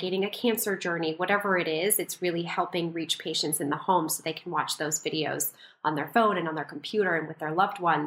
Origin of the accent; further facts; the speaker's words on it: rural Minnesota, United States; I was also raised in rural Minnesota